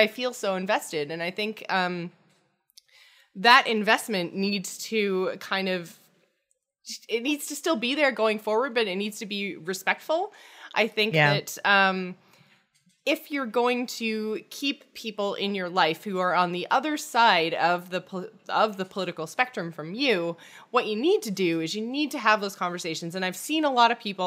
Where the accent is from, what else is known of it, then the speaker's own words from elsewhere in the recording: Canada; I am Canadian. I am not American